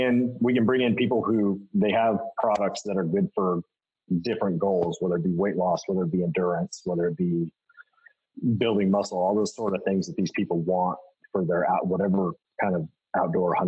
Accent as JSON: {"language": "English", "town": "Boise", "region": "Idaho", "country": "United States", "tie": "born or raised there", "said": "growing up in Boise, that's where bodybuilding.com came from"}